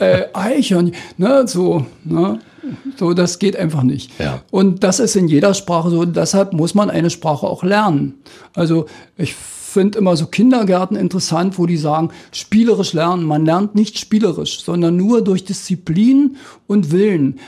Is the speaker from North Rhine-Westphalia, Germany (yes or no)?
no; Spreewald, Lusatia, Brandenburg, Germany; accent: Spreewälder Mundart; moved away as an adult; also born or lived in Dissen; now in Cottbus, Germany; in meinem Heimatdorf weiß ich es ja genau, bis 1815 wurde praktisch nicht Deutsch gesprochen